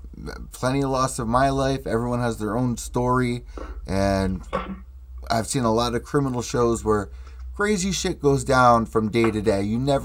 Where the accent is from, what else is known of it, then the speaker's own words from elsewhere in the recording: New Haven, Connecticut, United States; New Haven, Connecticut. So, like, I'm like 90 minutes away from, like, New York. It's New Haven, Connecticut.